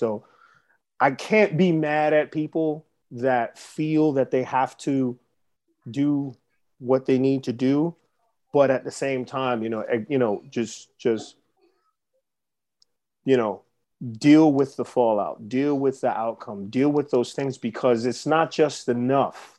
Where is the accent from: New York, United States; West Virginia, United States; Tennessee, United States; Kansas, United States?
New York, United States; New York City; growing up in the Bronx